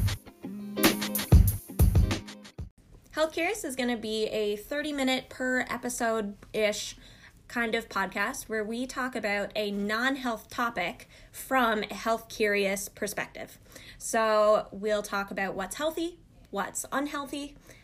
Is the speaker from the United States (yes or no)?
no; Newfoundland and Labrador, Canada; I'm from Newfoundland. We're both from Newfoundland. We're both from around the bay, as they say.